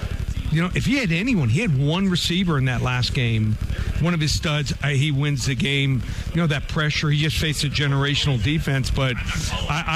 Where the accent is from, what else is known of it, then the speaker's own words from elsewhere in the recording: Miami, Florida, United States; I'm from Miami